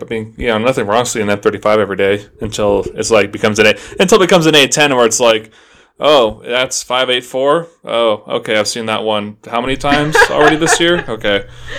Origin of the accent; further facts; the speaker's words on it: Southern Idaho, United States; growing up in Southern Idaho